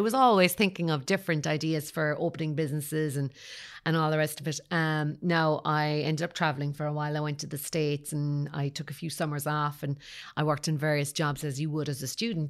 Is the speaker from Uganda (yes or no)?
no; Kerry, Munster, Ireland; moved away; also born or lived in Dublin / Cork; I suppose I'm from Kerry originally